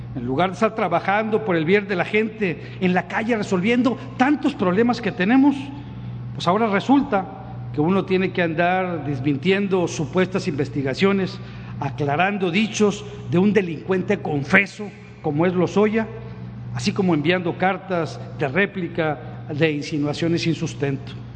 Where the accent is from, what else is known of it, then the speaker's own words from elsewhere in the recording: Tamaulipas, Mexico; aquí aquí en mi tierra